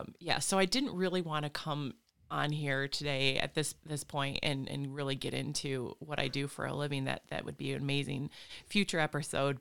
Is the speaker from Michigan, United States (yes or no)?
yes; Flint, Michigan, United States; now in Lansing, United States; was born and raised in the Flint, Fenton, Linden